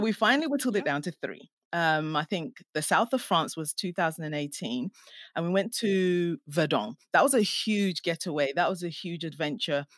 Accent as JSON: {"language": "English", "country": "Ghana", "tie": "born or raised there", "moved": "yes", "lives_now": "England", "said": "I'm Ghanaian, and um, I was born in Ghana"}